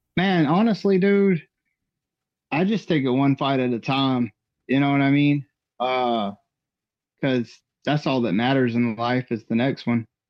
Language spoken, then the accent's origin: English; Georgia, United States; I'm from Georgia